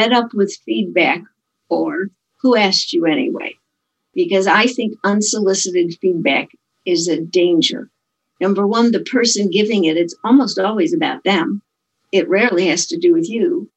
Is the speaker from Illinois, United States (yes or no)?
yes; Chicago, Illinois, United States; I'm from Chicago